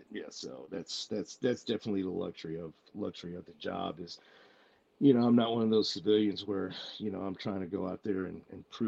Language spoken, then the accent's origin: English; Tachikawa, Tokyo, Japan; born there; also born or lived in Plattsburgh, United States / Kaiserslautern, Delaware, United States / Maine, United States; I was born in Tachikawa Air Force Base. Uh, we went from there uh, lived in Plattsburgh, New York for a few years. We lived in uh, uh, Kaiserslautern Air Force Base for a few years in Germany.